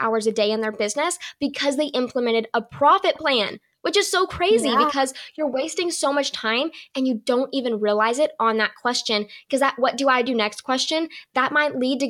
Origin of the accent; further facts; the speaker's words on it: the South, United States; I'm from the South